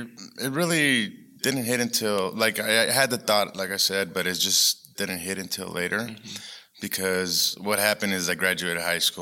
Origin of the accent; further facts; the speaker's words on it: Tucson, Arizona, United States; I grew up in Tucson. Okay. I was actually raised on Old Pascua.